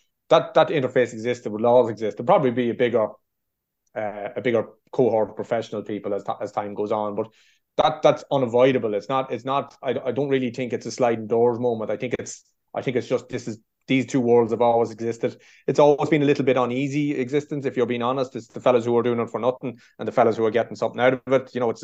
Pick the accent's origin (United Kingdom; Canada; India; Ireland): Ireland; Meath, Leinster; I'm from Mead